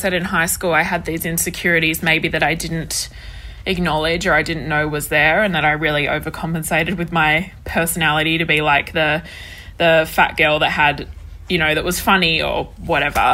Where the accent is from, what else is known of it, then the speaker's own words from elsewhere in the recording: Perth, Western Australia, Australia; also born or lived in Sydney; I grew up in Perth. Perth is where I've spent my entire life besides living in Sydney for 2 years when I was 21.